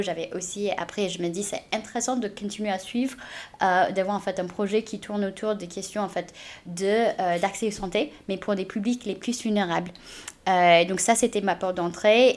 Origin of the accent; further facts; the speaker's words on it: United States; French is a second language; also born or lived in China; now in France; je suis née en Chine et j'ai grandi aux États-Unis.